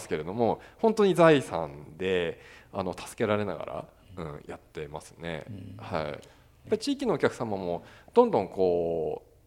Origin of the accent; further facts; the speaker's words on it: Engaru, Hokkaido, Japan; moved away; 地元に戻ってこの店で働くことがなければ